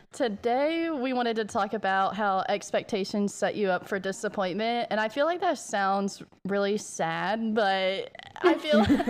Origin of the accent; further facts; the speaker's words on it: American South, United States; accent: southern American; It's southern